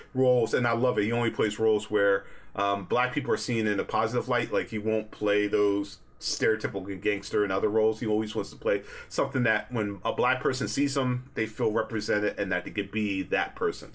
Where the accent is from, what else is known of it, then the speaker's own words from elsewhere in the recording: United States; As a black person growing up in America